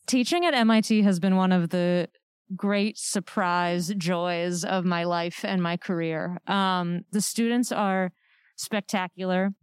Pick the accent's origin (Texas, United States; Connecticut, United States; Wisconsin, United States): Connecticut, United States; also born or lived in Amherst, Massachusetts / New York; now in Worcester, United States; I've sort of lived all around New England. I grew up in Connecticut.